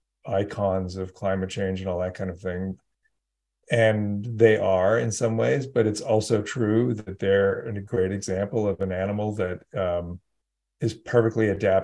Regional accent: California, United States; I grew up in California

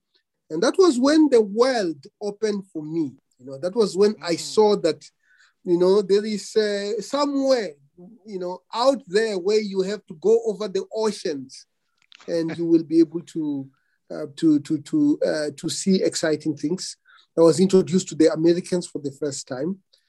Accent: Venda, Limpopo, South Africa; moved away; Well, I was born in Limpopo province, Venda. By the time I started going to school. Venda had been declared the so-called Republic of Venda. I still have an ID of the Republic of Venda, the so-called Republic of Venda.

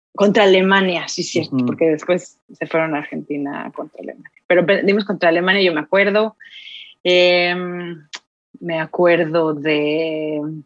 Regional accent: Mexico City, Mexico; moved away as an adult; now in Finland; yo soy de la Ciudad de México

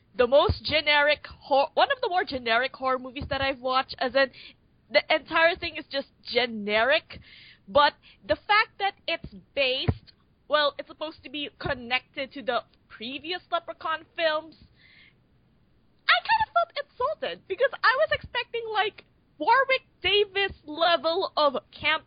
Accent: Philippines; I'm from the Philippines

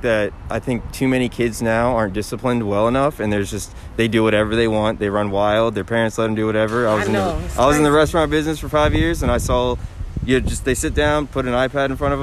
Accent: Richmond, Virginia, United States; I'm from Richmond, Virginia.

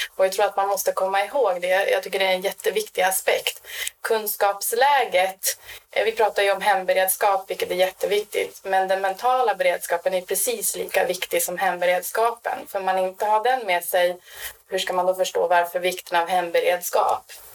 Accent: Norrland, Sweden; now in Stockholm, Sweden; Jag är ju från Norrland ursprungligen

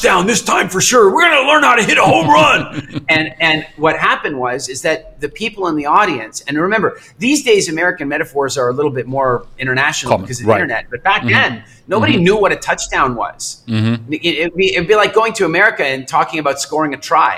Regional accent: Canada; moved away as an adult; also born or lived in England; I grew up in Canada, and I moved to England, and I lived there

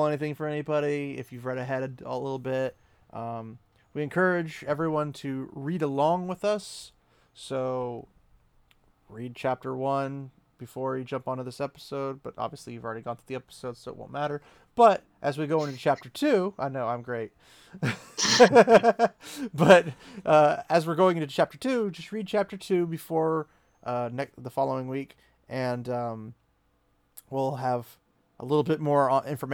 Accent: United States; being the American that I am

